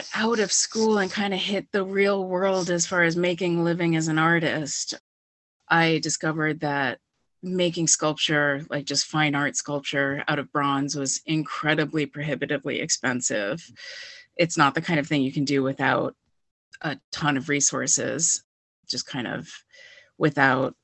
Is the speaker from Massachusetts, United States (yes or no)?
yes; Wellesley, Massachusetts, United States; moved away as an adult; now in Amherst, United States; I'm originally from Wellesley, Mass, but I've been here for about 20 years